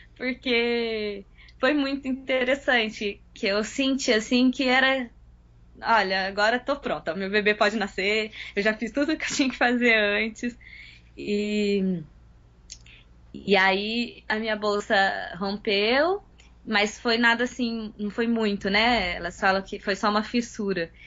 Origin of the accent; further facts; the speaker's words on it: São José dos Campos, São Paulo, Brazil; Sou de São José dos Campos, São Paulo.